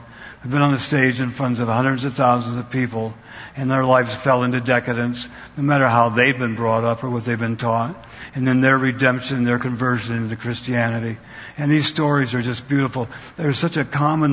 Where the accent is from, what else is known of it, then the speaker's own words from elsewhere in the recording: Idaho, United States; moved away; also born or lived in Wyoming County, Pennsylvania; I was born in Wyoming County, Pennsylvania, and then I grew up in Idaho.